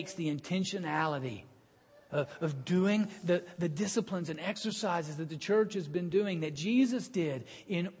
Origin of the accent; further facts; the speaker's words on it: Birmingham, Alabama, United States; now in Cincinnati, United States; in my hometown in Birmingham